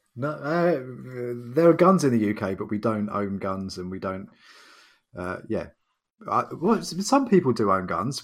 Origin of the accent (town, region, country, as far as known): United Kingdom